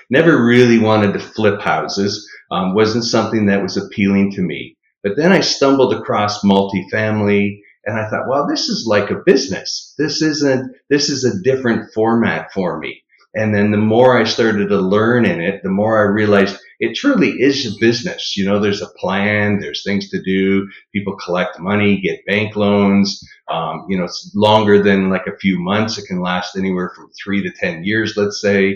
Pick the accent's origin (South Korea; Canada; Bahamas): Canada; Niagara Falls, Ontario; moved away; also born or lived in Orlando / Texas; I'm originally from Niagara Falls, Canada